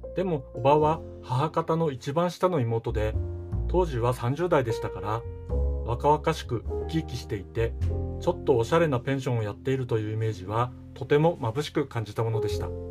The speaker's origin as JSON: {"language": "Japanese", "region": "Hokkaido", "country": "Japan", "tie": "born or raised there", "also_born_or_lived": "Yokohama", "moved": "yes", "said": "僕は北海道で生まれ育った"}